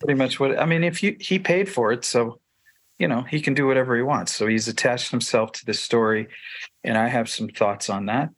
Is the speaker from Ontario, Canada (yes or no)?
yes; Toronto, Ontario, Canada; I grew up in the Italian Pentecostal movement in Toronto, Ontario